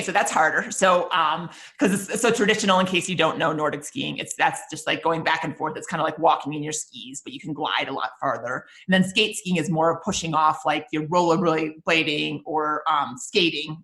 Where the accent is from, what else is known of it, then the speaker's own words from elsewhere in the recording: Minnesota, United States; I grew up in Minnesota